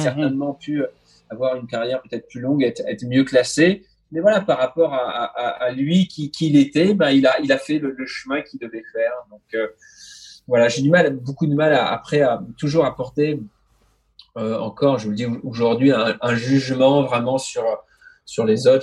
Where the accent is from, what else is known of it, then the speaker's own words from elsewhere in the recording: France; je suis français, je suis à l'autre bout du monde